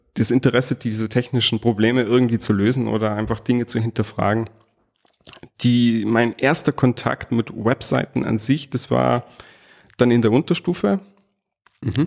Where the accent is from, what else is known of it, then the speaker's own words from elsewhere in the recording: Salzburg, Austria; accent: hochdeutsch; ich bin gebürtiger Salzburger, geboren und aufgewachsen